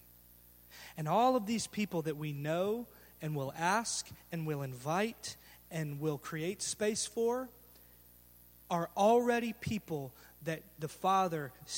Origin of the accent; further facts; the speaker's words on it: Garland, Texas, United States; I was raised in Garland and graduated from Garland High School